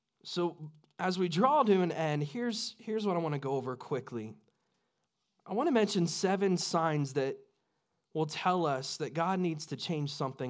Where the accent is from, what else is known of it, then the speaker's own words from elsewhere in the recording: United States; I love my country